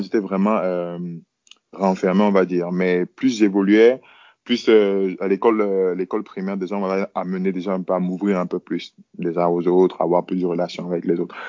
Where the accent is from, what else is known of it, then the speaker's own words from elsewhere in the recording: Yaoundé, Centre, Cameroon; je suis né à Yaoundé